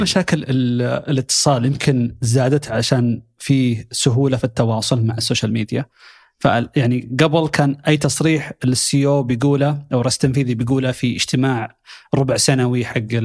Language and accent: Arabic; Saudi Arabia; عندنا في السعوديه